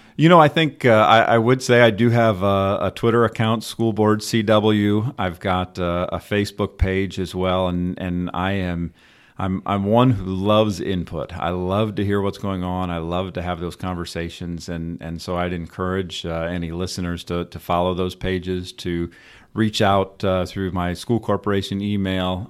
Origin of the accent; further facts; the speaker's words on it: Northern Indiana, United States; also born or lived in Davenport, Iowa / Fishers, Indiana; We're, we're both from Northern Indiana, went to Ball State, so we've, we've been in Indiana